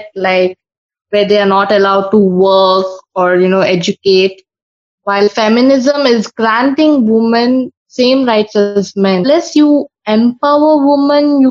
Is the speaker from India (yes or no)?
yes; Mangalore, Karnataka, India; I am from Karnataka, Mangalore.